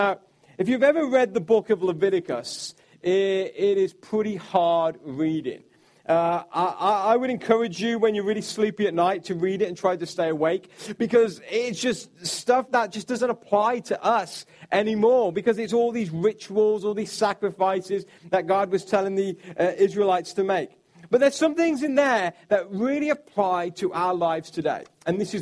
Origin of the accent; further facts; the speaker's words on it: United Kingdom; I'm from the United Kingdom